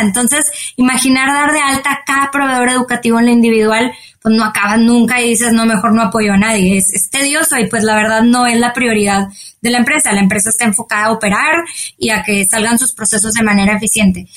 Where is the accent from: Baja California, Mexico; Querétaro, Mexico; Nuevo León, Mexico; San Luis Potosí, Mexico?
Nuevo León, Mexico; Monterrey; soy de Monterrey, México.